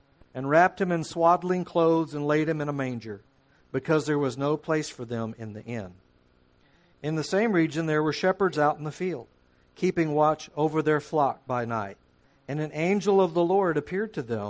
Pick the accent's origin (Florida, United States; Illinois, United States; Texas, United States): Texas, United States; Houston; also born or lived in Austin, Texas; now in Fort Hood, Texas, United States; I'm from Texas, born and raised down in Houston